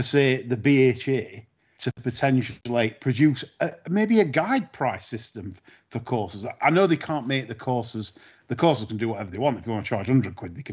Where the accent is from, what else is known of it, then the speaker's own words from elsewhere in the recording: Sheffield, Yorkshire and the Humber, United Kingdom; my hometown Sheffield